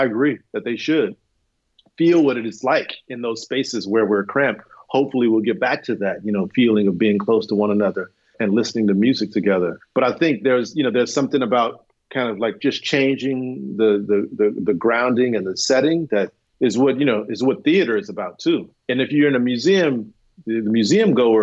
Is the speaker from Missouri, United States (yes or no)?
no; Houston, Texas, United States; moved away; also born or lived in New York; I grew up in Houston, Texas with my parents